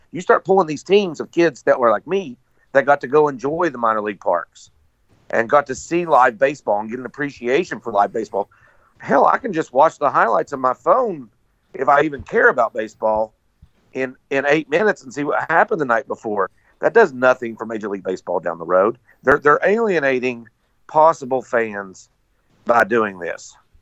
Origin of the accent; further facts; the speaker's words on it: West Virginia, United States; Growing up in West Virginia